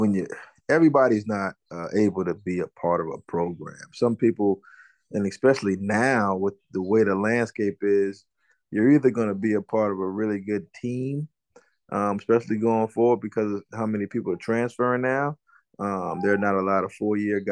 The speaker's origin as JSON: {"language": "English", "town": "Moncks Corner", "region": "South Carolina", "country": "United States", "tie": "born or raised there", "said": "I grew up in a town, Monk's Corner, South Carolina, outside of Charleston"}